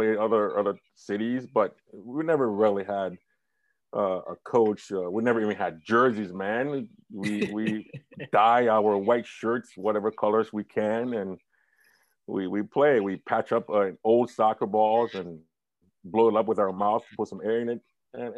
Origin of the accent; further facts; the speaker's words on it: Liberia; now in Michigan, United States; as a kid growing up in Liberia, it was like a paradise